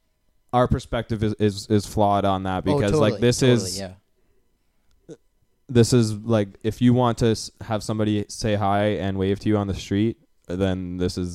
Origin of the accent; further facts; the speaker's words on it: Canada; we're from Canada.